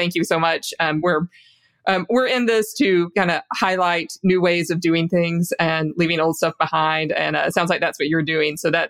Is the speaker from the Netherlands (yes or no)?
no; the South, United States; I'm from the South, too.